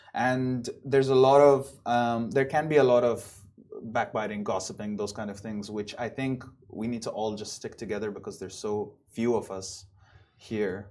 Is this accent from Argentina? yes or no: no; Dubai, United Arab Emirates; moved away as an adult; also born or lived in Buffalo, United States; I was born and raised here in Dubai, but then I moved back from the States after college.